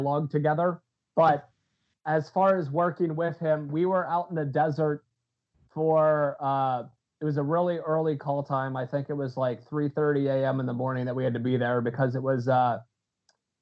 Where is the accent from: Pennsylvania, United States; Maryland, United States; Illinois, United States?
Pennsylvania, United States; I'm from Pennsylvania